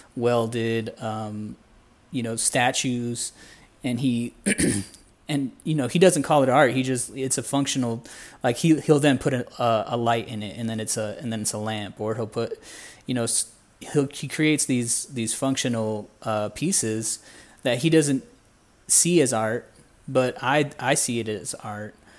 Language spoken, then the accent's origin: English; Indiana, United States; moved away as an adult; also born or lived in Houston; now in Guatemala; I was born in Indiana in the U S, um, born and raised out there